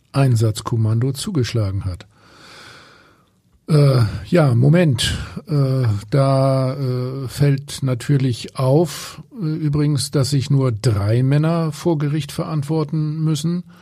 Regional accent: Hamburg, Germany; ich frage mich, ob die Gefängnisse in Italien komfortabler sind als bei uns in Hamburg.

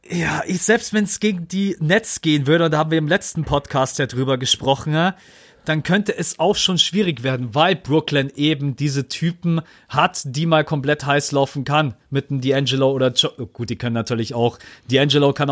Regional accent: Munich, Bavaria, Germany; bei uns in München

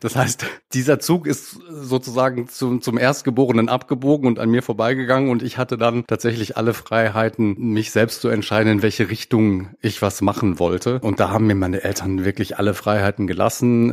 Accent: Sauerland, North Rhine-Westphalia, Germany; moved away as an adult; also born or lived in Paderborn; ich bin im schönen Sauerland aufgewachsen in Nordrhein-Westfalen

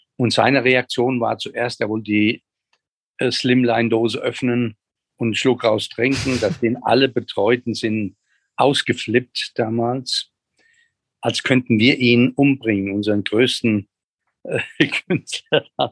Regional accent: Germany; als Deutsche

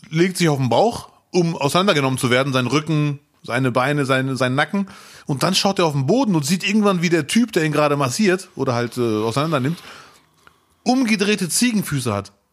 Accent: Bielefeld, North Rhine-Westphalia, Germany; Ich bin ja äh, Bielefelder.

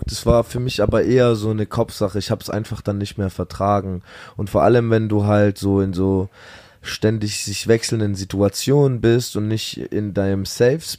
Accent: Munich, Bavaria, Germany; Wir kommen aus München. Wir waren gestern in München

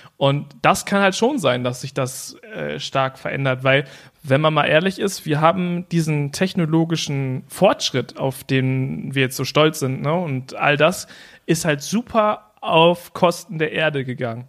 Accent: the German coast, Germany; meine Family, die kommt von der Küste. So, und äh, da, also zum Beispiel mein, mein Elternhaus ist äh, 0,5 Meter über Meeresspiegel

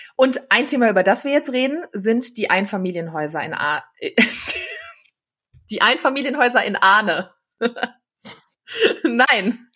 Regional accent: Düsseldorf, North Rhine-Westphalia, Germany; Bin gebürtige Düsseldorferin

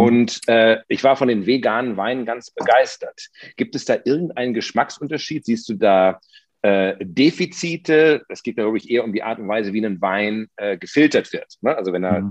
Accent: Potsdam, Brandenburg, Germany; Das frage ich jetzt als Potsdamer

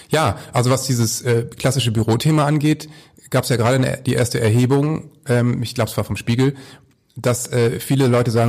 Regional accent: Northern Germany, Germany; Aber als Norddeutscher kann ich eben sagen, du regst dich genauso auf.

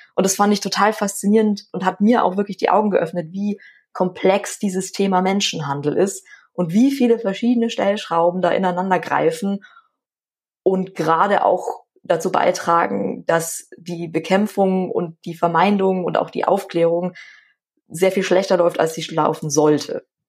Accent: Schwandorf, Bavaria, Germany; ich komme ja aus Schwandorf und da ist die Grenze nach Tschechien jetzt nicht so ja. weit

